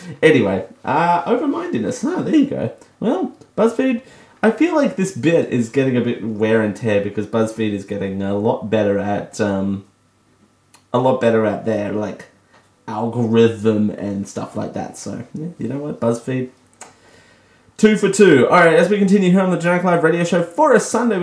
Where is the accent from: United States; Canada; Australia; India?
Australia; I'm Australian